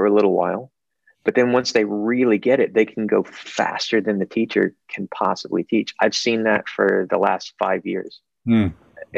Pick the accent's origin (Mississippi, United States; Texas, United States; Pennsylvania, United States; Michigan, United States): Mississippi, United States; in Mississippi, my home state